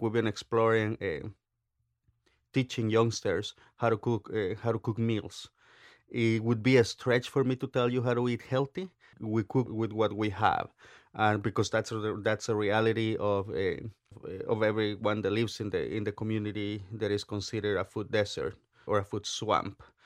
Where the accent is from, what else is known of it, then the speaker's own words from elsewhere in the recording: Oaxaca, Mexico; now in United States; I grew up in Oaxaca, very, eh, politically active state